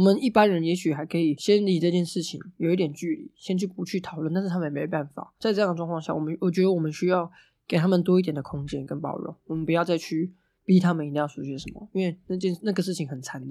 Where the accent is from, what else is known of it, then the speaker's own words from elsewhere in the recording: Hualien County, Taiwan; 总是告诉我们中央，中央不理我们，所以我们花莲人要去反抗